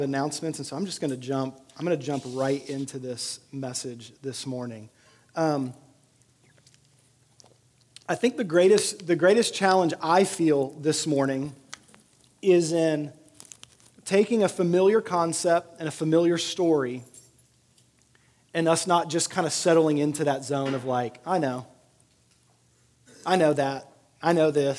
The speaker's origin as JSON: {"language": "English", "town": "Sugar Land", "region": "Texas", "country": "United States", "tie": "born or raised there", "also_born_or_lived": "Tennessee", "moved": "yes", "said": "I grew up in Sugar Land, Texas."}